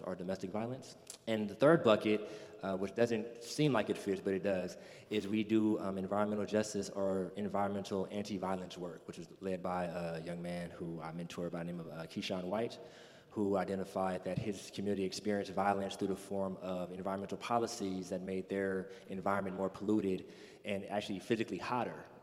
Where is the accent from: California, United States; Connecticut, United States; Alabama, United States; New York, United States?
California, United States; moved away as an adult; also born or lived in New Orleans; I come from California